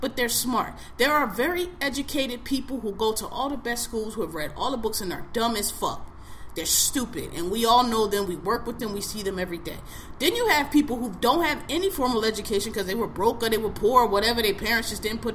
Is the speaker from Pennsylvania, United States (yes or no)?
yes; Philadelphia, Pennsylvania, United States; I'm from Philadelphia